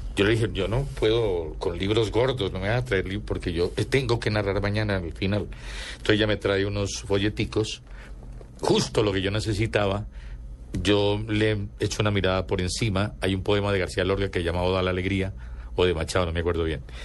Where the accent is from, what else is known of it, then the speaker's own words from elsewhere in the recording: Antioquia, Colombia; yo era, yo soy antioqueño